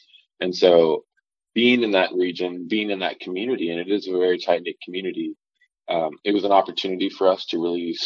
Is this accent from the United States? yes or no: yes; the Palouse, Pacific Northwest, United States; Growing up in the Palouse, it was very interesting to me because it seemed like there wasn't really any natural habitat around.